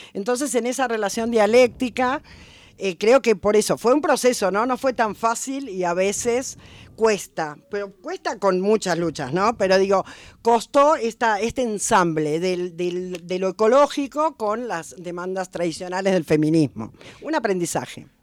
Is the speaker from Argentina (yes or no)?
yes; Buenos Aires, Argentina; accent: porteño; moved away as an adult; now in Catamarca, Argentina; Sí, soy de Buenos Aires, claramente porteña, en mi, en mi acento y en mis ritmos.